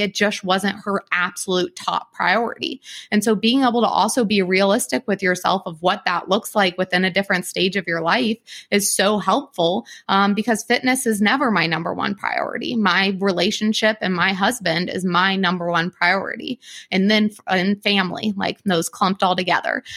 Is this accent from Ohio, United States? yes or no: yes; Columbus, Ohio, United States; I'm from Columbus